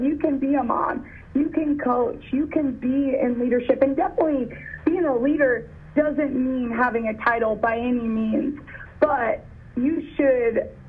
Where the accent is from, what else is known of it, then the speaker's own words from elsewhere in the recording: Oklahoma City, Oklahoma, United States; now in Frisco, United States; It's why I moved to Texas from Oklahoma City.